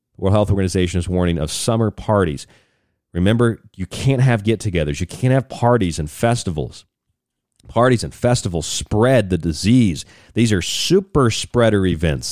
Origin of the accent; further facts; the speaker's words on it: Florida, United States; when I was a kid, I grew up in Florida